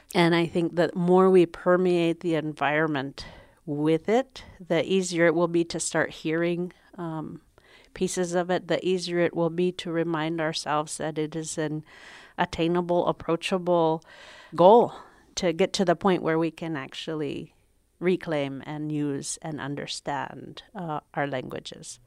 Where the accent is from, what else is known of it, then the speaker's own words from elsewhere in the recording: Shishmaref, Alaska, United States; now in Sitka, United States; I am from Kigak Tak, or Shishmaraf